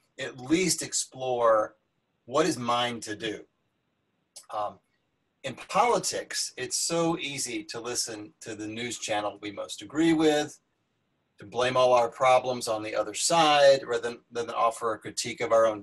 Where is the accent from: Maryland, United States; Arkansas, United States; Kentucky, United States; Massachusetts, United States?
Arkansas, United States; I grew up in Arkansas